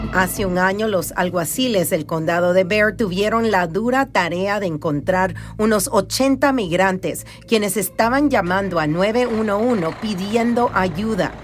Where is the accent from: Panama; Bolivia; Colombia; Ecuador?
Panama; now in San Antonio, United States; Panamá, el país donde yo nací